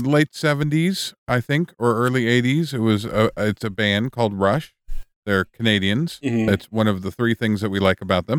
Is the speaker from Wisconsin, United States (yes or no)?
yes; Wisconsin, United States; Are you kidding me? I grew up in Wisconsin.